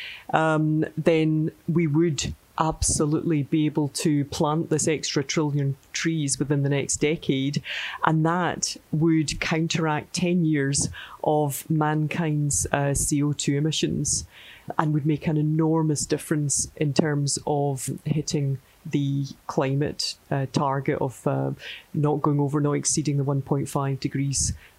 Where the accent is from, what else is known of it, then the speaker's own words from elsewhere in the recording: Scotland, United Kingdom; we're Scottish